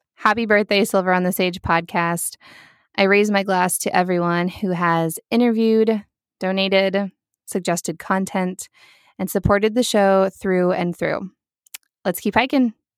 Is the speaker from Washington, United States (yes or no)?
no; Lincoln, Nebraska, United States; moved away; from Lincoln, Nebraska, my hometown